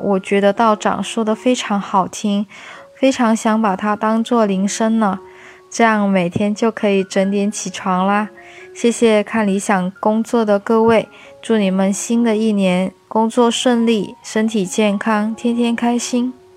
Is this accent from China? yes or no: yes; Jieyang, Guangdong, China; moved away; 我是潮汕资娘仔，我现在在广东揭阳，我回到家过年咯